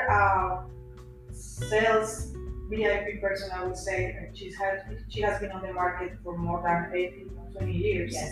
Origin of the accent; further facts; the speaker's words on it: Florida, United States; also born or lived in Colombia; I'm returning to my roots, but I'm from here. I'm more American than, yes. than anybody.